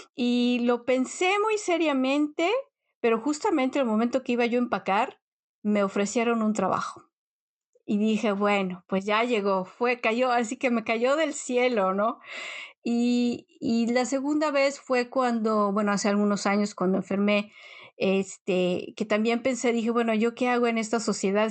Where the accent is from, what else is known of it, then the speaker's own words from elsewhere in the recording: Mexico; moved away as an adult; now in Netherlands; cuando vienes de México, llegas acá y de pronto es casi como abrir y cerrar los ojos, llevas más tiempo en un país extranjero que en el país donde naciste